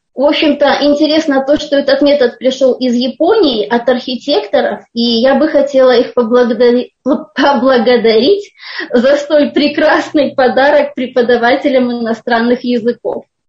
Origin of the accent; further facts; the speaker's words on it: Almaty, Kazakhstan; Я из Казахстана, из города Алмата